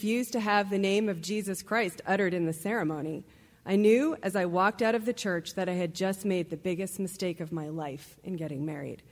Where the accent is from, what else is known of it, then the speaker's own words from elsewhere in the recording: Rahway, New Jersey, United States; I was born on September 18, 1968, in Rahway, New Jersey